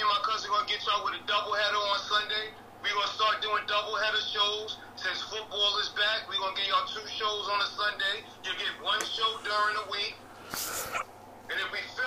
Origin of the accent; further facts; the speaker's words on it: New York City, New York, United States; I'm a New Yorker